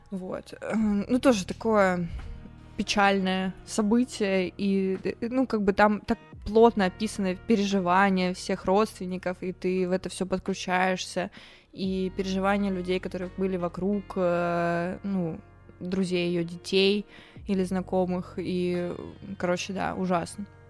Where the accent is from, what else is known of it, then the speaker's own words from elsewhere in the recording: Toguchin, Novosibirsk Oblast, Russia; А я э, из Тагучина. Это маленький город в Сибири.